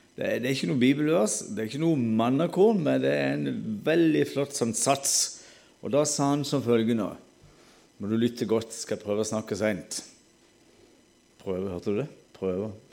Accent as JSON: {"language": "Norwegian", "area": "Sørlandet", "region": "Southern Norway", "country": "Norway", "accent": "Sørlandet dialect", "said": "Vi snakker jo sånn halvdansk på Sørlandet"}